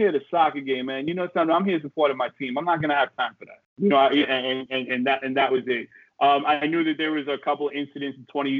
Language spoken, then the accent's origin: English; New York City, New York, United States; I grew up in the Bronx, man.